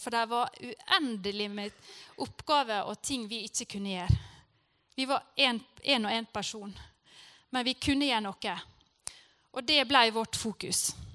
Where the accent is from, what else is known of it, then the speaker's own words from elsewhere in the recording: Norway; jeg er fra Norge